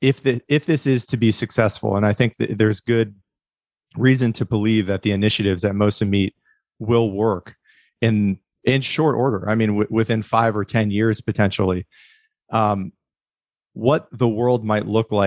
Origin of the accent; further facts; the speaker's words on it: Midwest, United States; I grew up in the Midwest